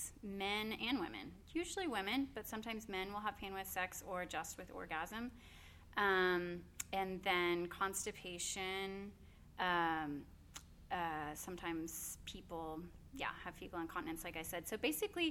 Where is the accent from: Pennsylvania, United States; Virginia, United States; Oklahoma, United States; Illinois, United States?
Oklahoma, United States; Norman; I'm born and raised in Norman, went to Norman North